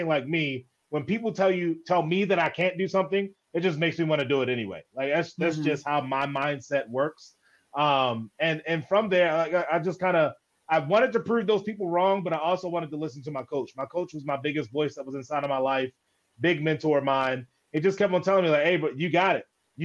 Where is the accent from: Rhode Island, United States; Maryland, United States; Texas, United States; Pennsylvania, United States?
Maryland, United States; Baltimore; I was born and raised in Baltimore, Maryland